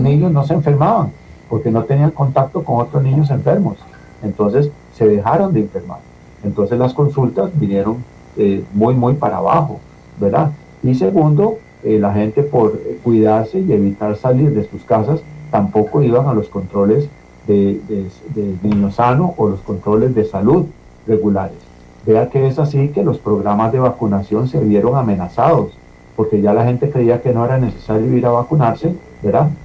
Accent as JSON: {"language": "Spanish", "country": "Costa Rica", "said": "como población costarricense"}